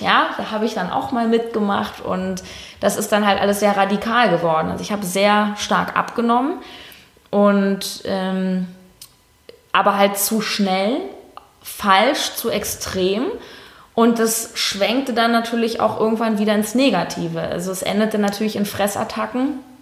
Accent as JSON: {"language": "German", "region": "Berlin", "country": "Germany", "said": "ich äh, lebe in Berlin, bin auch Berlinerin"}